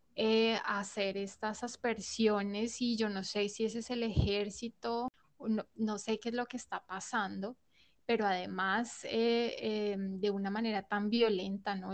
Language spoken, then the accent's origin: Spanish; Colombia; hace parte de nuestra cultura como colombianos